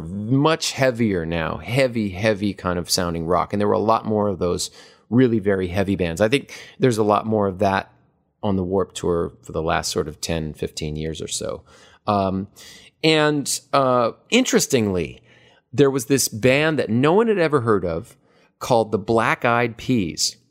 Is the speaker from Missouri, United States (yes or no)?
no; Hawaii, United States; moved away as an adult; also born or lived in Los Angeles; I am from Hawaii.